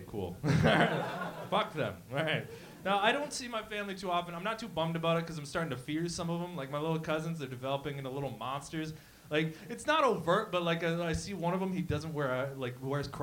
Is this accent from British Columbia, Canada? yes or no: no; Windsor, Ontario, Canada; moved away as an adult; now in Toronto, Canada; I moved from Windsor